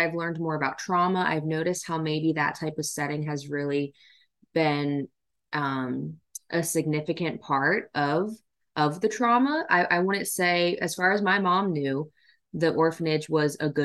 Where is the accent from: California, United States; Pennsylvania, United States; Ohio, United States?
Pennsylvania, United States; Lancaster County; also born or lived in Yangzhou, China; I grew up in the Lancaster County, Pennsylvania area.